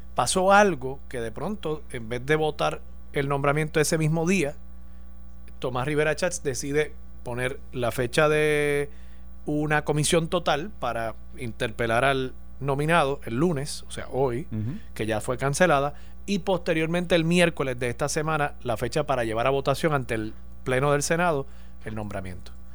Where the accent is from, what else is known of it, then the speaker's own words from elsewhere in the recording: Puerto Rico; nosotros como puertorriqueños